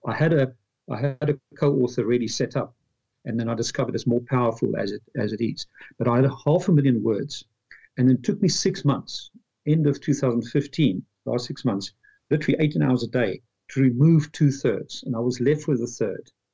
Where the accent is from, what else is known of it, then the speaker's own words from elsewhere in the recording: Pretoria, Gauteng, South Africa; moved away as an adult; also born or lived in London, United Kingdom; now in Dublin, Ireland; I'm from Pretoria, South Africa. After apartheid, at age 25, I moved to London